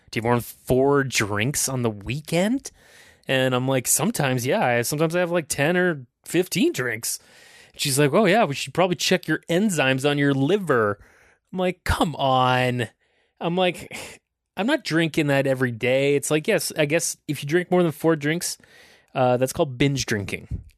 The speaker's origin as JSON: {"language": "English", "town": "Aurora", "region": "Ontario", "country": "Canada", "tie": "born or raised there", "said": "I grew up in Aurora"}